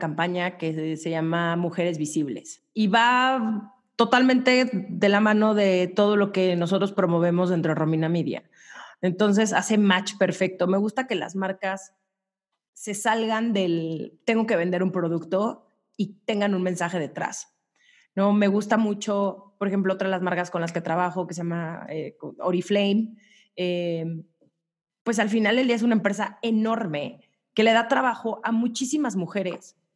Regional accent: Mexico; also born or lived in New York; las mexicanas traemos culpas

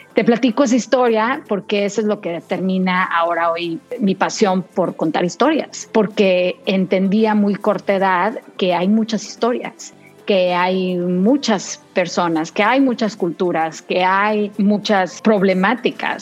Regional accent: Saltillo, Coahuila, Mexico; moved away as an adult; also born or lived in David, Chiriquí, Panama; now in United States; nos trasladamos a Saltillo, Coahuila, México

